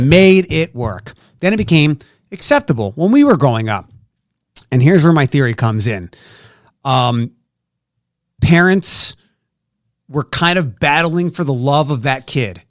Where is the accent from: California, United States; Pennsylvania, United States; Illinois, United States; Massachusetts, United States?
Pennsylvania, United States; Philadelphia; moved away as an adult; also born or lived in Detroit; now in Toledo, United States; I'm from Philadelphia